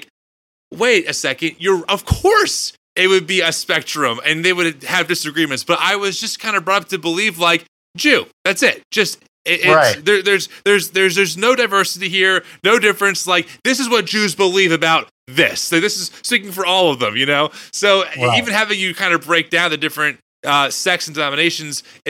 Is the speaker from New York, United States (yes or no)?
no; New Jersey, United States; I grew up in New Jersey.